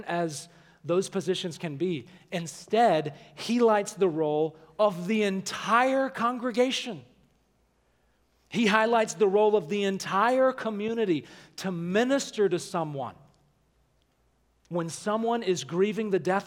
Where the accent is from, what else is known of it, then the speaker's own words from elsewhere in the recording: Alabama, United States; where I grew up in Alabama